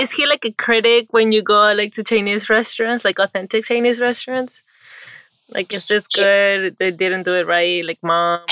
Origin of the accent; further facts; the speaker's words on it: Peru; I'm from Peru